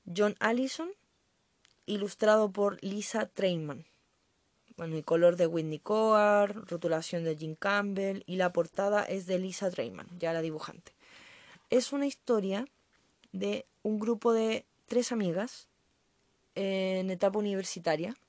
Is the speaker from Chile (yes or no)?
yes; Chile; Yo soy chilena, así que no lo notaron por mi acento